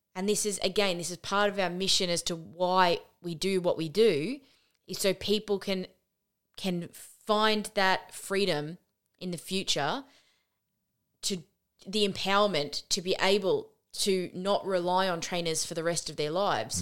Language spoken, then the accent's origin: English; Australia; we are Australian.